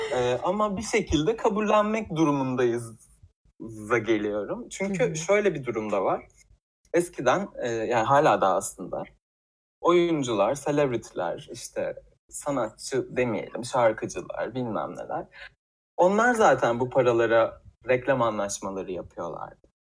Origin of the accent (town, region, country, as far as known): Tekirdağ, Turkey; moved away as an adult; now in Istanbul, Turkey